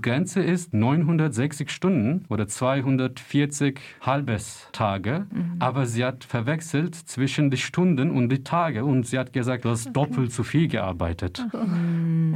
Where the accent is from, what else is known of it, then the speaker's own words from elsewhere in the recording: Turkey; German is a second language; now in Germany; ich viele Freunde und meine Familie in der Türkei haben